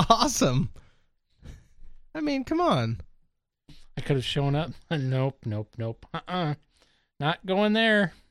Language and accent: English; Los Angeles, California, United States; born there; I was born in East LA.